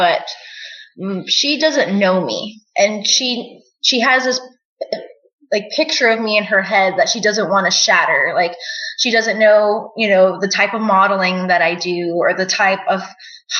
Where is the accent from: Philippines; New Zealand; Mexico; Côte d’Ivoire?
Mexico; Nogales, Sonora; I was born in Nogales, Sonora, Mexico